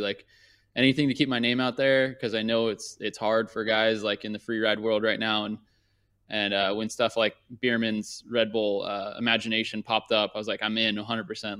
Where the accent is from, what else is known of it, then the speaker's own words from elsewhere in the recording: Thousand Oaks, California, United States; also born or lived in Newport Beach, California / Orange County, California; I grew up in Thousand Oaks